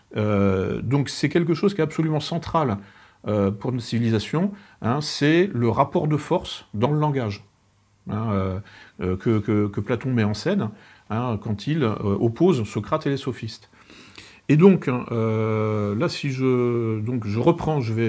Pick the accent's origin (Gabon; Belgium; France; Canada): France; en tant que Français